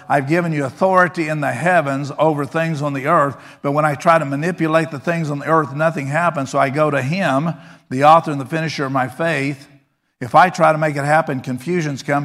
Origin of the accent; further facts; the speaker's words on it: Texas, United States; I grew up in Texas